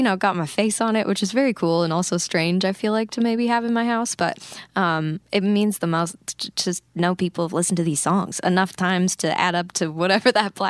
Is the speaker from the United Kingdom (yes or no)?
no; Grand Prairie, Alberta, Canada; it's this concert fundraiser we do up in my hometown in Grand Prairie, Alberta, for our local youth shelter.